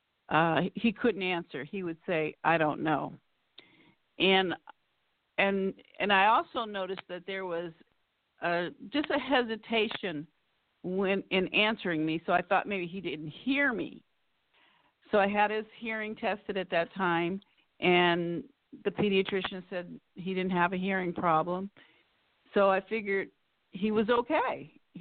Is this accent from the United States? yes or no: yes; Pasadena, California, United States; also born or lived in Forest Grove, Oregon; I grew up in Pasadena, California, and went away to school to Oregon, Forest Grove, Oregon